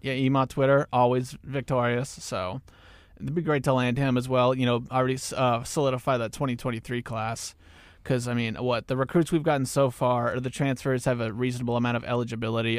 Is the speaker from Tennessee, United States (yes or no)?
no; Newton, Kansas, United States; I'm also from Newton, Kansas, which is right off of I thirty-five, a little bit north of Wichita.